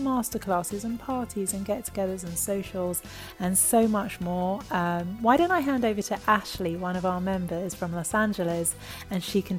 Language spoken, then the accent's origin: English; London, United Kingdom; my mom's Israeli, but I was born in London and lived my childhood in London, grew up in London, but a very proud half Israeli here.